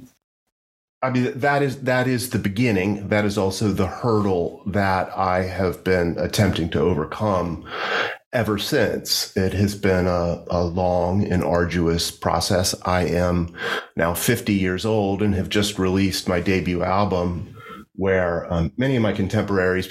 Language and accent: English; Hampton Roads region of Virginia, United States; moved away as an adult; also born or lived in Washington, D.C.; now in Richmond, United States; I grew up in the Hampton Roads region of Virginia, near the coast